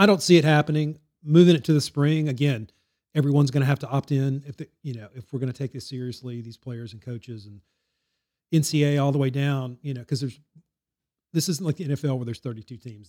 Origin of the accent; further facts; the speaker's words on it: Baton Rouge, Louisiana, United States; I grew up in Baton Rouge and went to L S U games